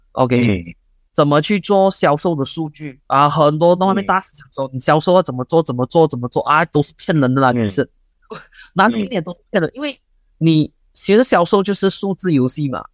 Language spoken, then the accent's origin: Chinese; Malaysia; 我们马来西亚的人都很喜欢讲